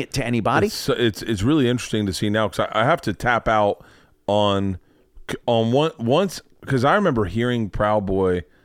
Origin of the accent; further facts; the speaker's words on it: Canada; I was like, well, I was growing up in Canada